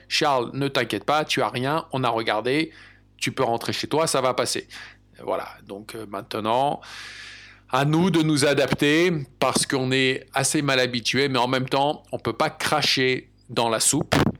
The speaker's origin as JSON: {"language": "French", "country": "France", "tie": "born or raised there", "also_born_or_lived": "United States", "moved": "as an adult", "lives_now": "England, United Kingdom", "said": "Pour ma part, j'ai grandi en France, mais j'ai également déménagé et j'ai vécu aux États-Unis pendant à peu près 8 ou 9 ans. Et maintenant, cela fait à peu près trois ans que j'habite en Angleterre"}